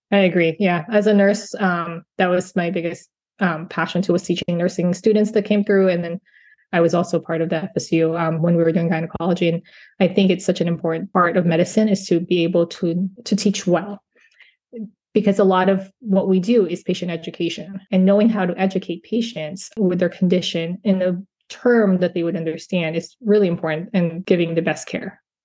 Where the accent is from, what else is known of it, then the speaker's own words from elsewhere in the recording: California, United States; also born or lived in Philippines; now in Central Florida, United States; I was born in the Philippines and grew up in California